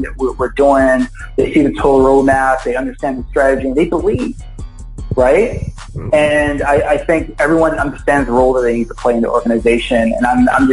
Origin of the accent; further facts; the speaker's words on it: Philadelphia, Pennsylvania, United States; I grew up in Philadelphia.